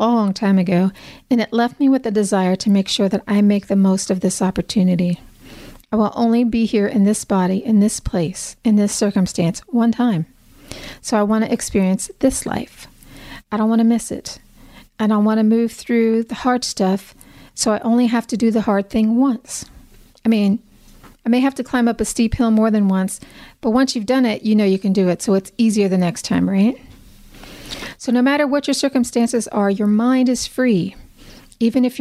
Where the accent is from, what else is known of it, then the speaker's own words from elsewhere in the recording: United States; As an American